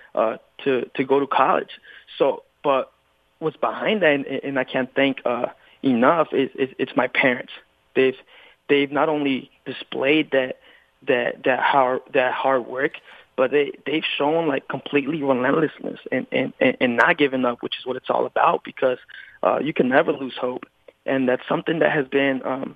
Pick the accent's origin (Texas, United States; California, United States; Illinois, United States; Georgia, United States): California, United States; I was born and raised in California